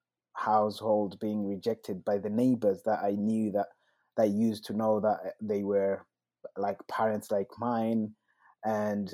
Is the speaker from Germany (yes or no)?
no; Rwanda; I was born in Rwanda